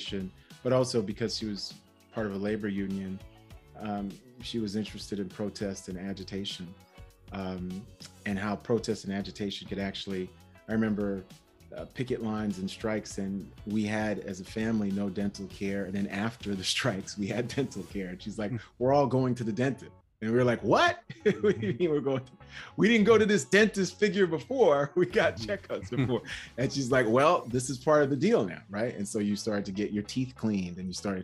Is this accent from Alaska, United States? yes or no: no; New York City, New York, United States; I grew up in Brooklyn and in Queens, New York city